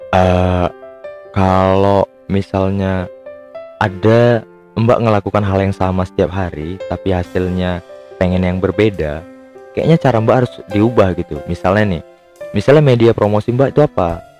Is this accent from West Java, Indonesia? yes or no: no; Medan, North Sumatra, Indonesia; padahal aku tuh lahir-lahir di Medan juga besar-besar di Medan tua di Medan juga